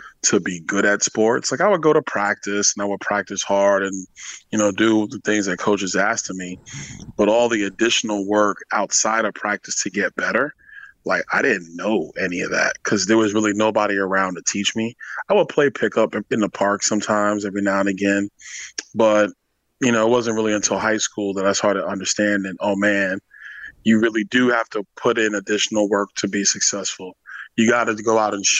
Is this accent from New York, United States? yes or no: yes; New York City, New York, United States; moved away as an adult; also born or lived in Tallahassee, Florida; now in Florida, United States; I grew up in Crown Heights